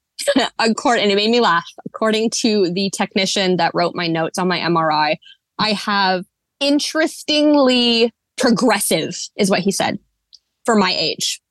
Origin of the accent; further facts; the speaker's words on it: just south of Portland, Oregon, United States; I was born and raised here in the Pacific Northwest. specifically Oregon, just south of Portland.